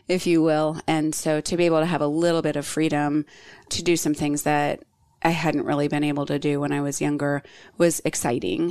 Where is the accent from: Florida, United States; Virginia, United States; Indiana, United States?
Virginia, United States; Virginia Beach; moved away as an adult; now in Charlotte, United States; close to where I grew up in Virginia Beach